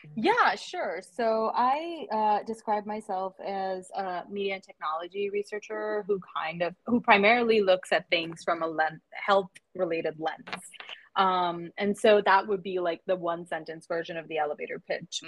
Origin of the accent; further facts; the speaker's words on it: Mumbai, Maharashtra, India; moved away as an adult; also born or lived in Michigan; I am originally from Mumbai in India. So born there, raised there, did my undergrad there, and then I moved to Michigan